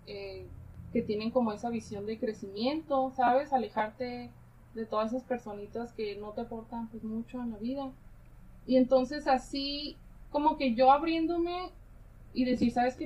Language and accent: Spanish; Tijuana, Baja California, Mexico; yo nací aquí en Tijuana